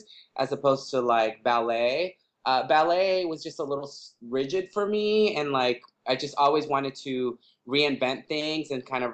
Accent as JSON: {"language": "English", "town": "Los Angeles", "region": "California", "country": "United States", "tie": "born or raised there", "said": "growing up in East"}